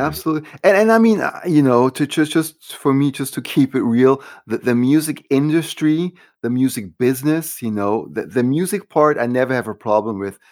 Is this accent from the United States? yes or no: no; Switzerland; moved away; growing up in Switzerland